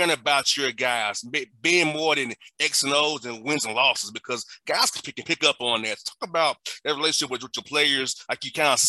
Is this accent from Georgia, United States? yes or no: yes; Atlanta, Georgia, United States; also born or lived in Tennessee; I was a kid from Atlanta.